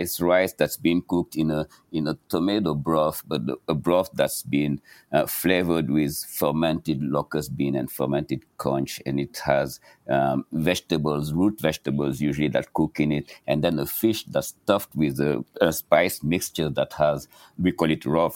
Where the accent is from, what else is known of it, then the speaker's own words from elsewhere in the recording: Senegal; now in New York City, United States; Growing up in Senegal, I had access to this rich diversity